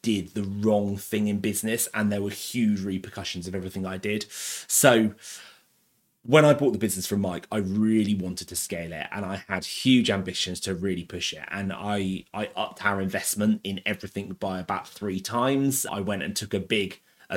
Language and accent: English; Abingdon, South East England, United Kingdom; I was brought up in Abingdon. I went to school in Abingdon.